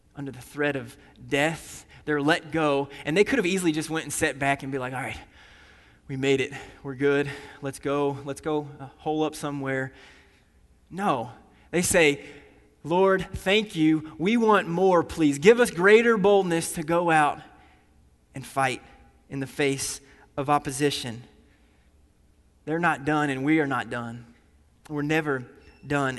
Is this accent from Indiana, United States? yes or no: yes; Indiana, United States; also born or lived in Nashville, Tennessee; I grew up here in Indiana